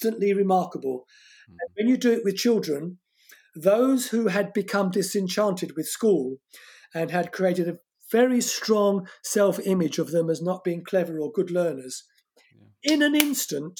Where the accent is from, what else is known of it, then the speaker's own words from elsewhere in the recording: Corsica, France; first language French; English is a second language; moved away; my home country, Corsica, a French colony.